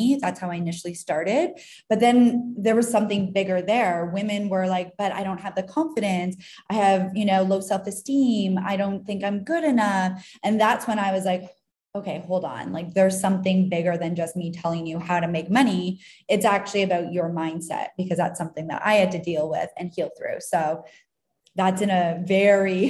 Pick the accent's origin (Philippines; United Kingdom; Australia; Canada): Canada; now in Tulum, Mexico; I'm from Canada